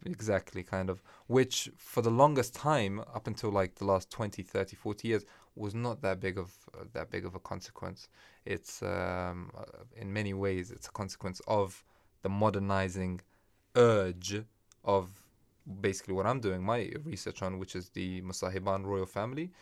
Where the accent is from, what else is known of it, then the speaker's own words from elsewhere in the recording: Afghanistan; moved away; I'm from Afghanistan